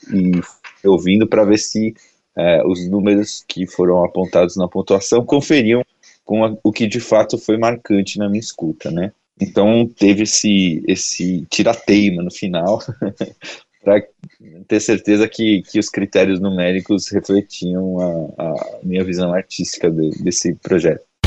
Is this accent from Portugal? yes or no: no; São Paulo, Brazil; Eu sou de São Paulo, moro em São Paulo, é, trabalho e produzo música aqui